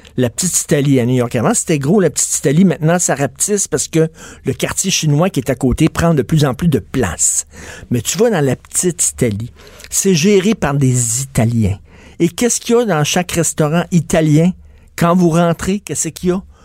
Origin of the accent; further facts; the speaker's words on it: Quebec, Canada; accent: québécois; notre accent québécois